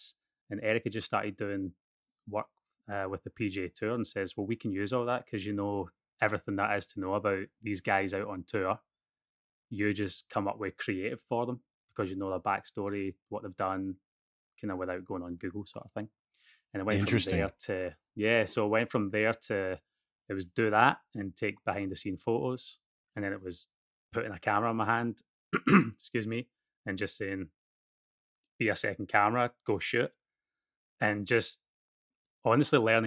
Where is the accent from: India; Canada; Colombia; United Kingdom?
United Kingdom; Scotland; accent: Scottish; moved away as an adult; also born or lived in Los Angeles; now in Australia; growing up in Scotland